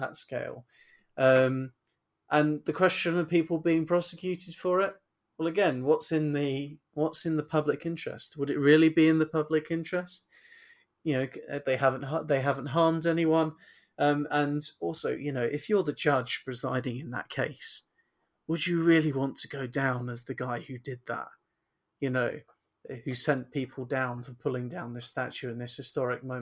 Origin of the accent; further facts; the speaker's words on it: United Kingdom; British people